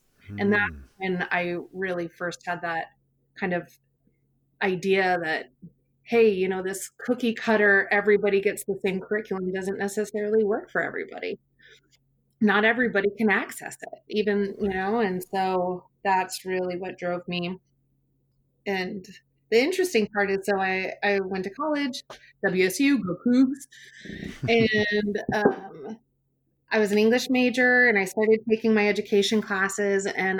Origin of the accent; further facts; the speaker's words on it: Wenatchee, Washington, United States; But as a kid, I grew up in Central Washington in Wenatchee. It's a beautiful town, beautiful people. I grew up on this neighborhood block with four other kids my exact age.